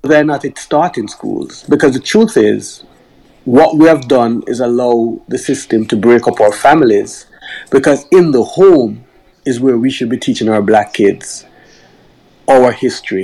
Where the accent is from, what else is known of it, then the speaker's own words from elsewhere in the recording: Jamaica; moved away; I grew up in Jamaica, where I never really faced racism